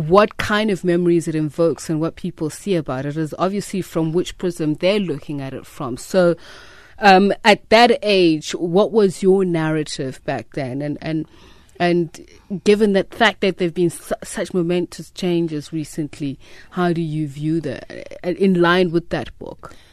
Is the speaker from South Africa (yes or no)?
yes; South Africa; as a South African woman